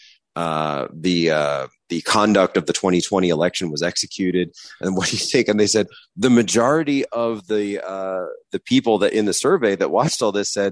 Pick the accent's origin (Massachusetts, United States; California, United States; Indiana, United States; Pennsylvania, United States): Pennsylvania, United States; my home state of Pennsylvania